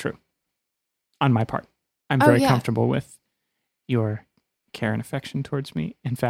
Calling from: France; I'm listening from France.

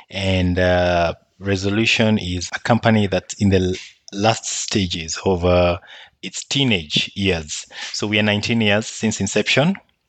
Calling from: Nairobi, Kenya; So I'm joining you from Nairobi, the capital city in Kenya.

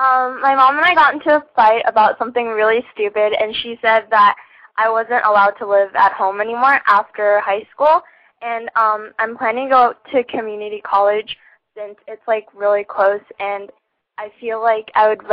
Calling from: Los Angeles, California, United States; I'm 17 from LA.

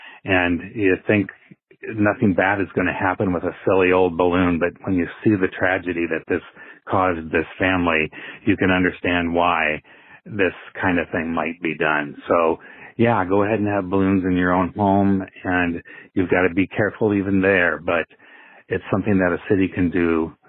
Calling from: Iowa City, Iowa, United States; calling from Iowa City

